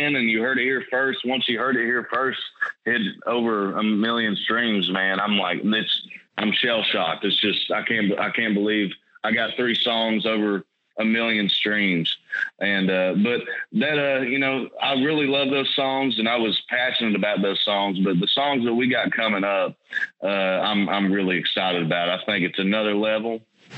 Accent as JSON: {"language": "English", "town": "Nicholasville", "region": "Kentucky", "country": "United States", "tie": "born or raised there", "said": "I was raised in Nicholsville, Kentucky, which is about 30 minutes south from Lexington."}